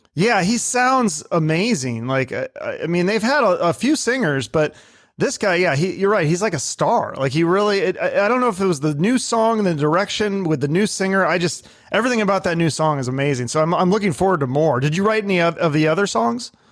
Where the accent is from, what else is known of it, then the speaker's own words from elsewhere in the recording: Seattle, Washington, United States; I grew up in Seattle in the '90s